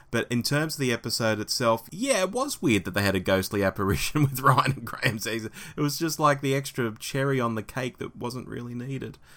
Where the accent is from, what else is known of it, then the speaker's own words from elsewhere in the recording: United Kingdom; As a Brit, this is an idea I can really get behind.